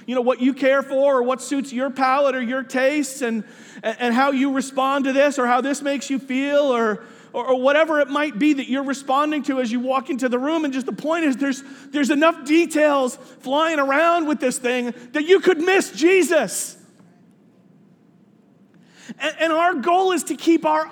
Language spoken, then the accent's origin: English; New York City, New York, United States; moved away as an adult; also born or lived in Minnesota; I grew up in Staten Island